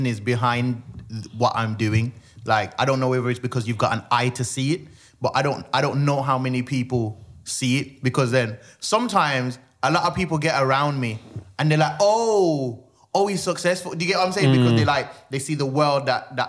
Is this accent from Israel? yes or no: no; Jamaica; I was born in Jamaica, so like everyone was the entertainment